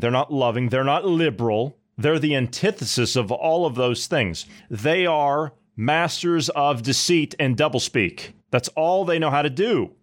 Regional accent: Ohio, United States; My home state of Ohio

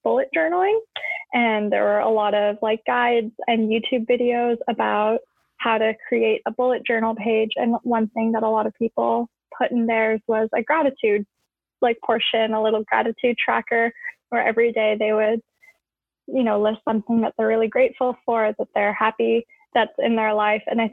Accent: Edmonton, Alberta, Canada; also born or lived in Tehran, Iran; So I currently live in Edmonton, Alberta, in Canada, and I've lived here almost my whole life. I was born in Tehran, Iran, and we immigrated here in 1999 when I was turning 4 years old.

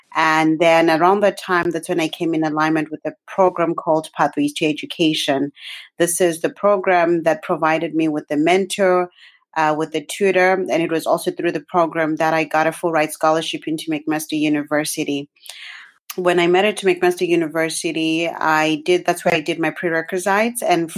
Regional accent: Zimbabwe; now in Canada; I was born and raised in Zimbabwe

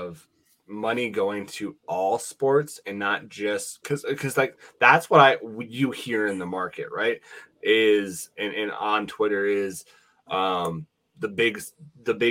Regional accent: Laurel, Montana, United States; now in Wyoming, United States; I grew up in Montana. I live in Wyoming. And so, you know, I grew up in Laurel, Montana.

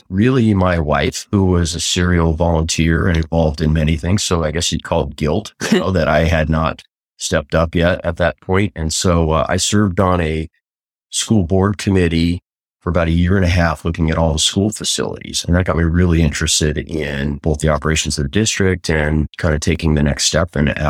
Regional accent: Manhattan Beach, California, United States; I grew up in Manhattan Beach

